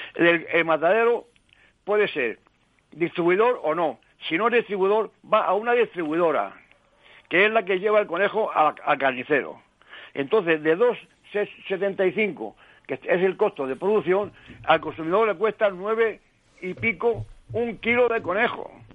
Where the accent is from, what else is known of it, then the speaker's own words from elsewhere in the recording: Toledo, Castilla-La Mancha, Spain; como toledano, pues en la caza es lo que nos gusta.